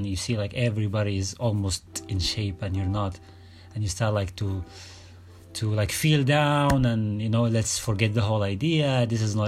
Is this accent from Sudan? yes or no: yes; Sudan; I'm from Sudan.